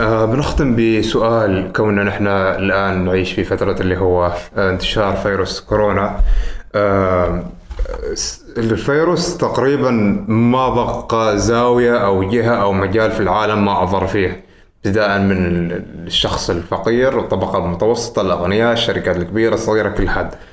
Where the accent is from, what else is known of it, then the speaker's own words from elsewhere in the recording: Oman; نحن كعمانيين